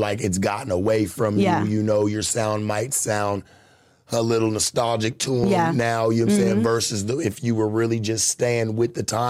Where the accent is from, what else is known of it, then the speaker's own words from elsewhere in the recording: United States; How do I know? I'm from the United States, baby. I know about all of these motherfuckers.